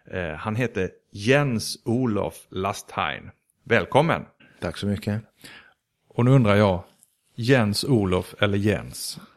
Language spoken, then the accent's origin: Swedish; Denmark; moved away; also born or lived in Sweden; Jag är född i Sverige men jag var tre när mina föräldrar eh, bortförde mig till Danmark.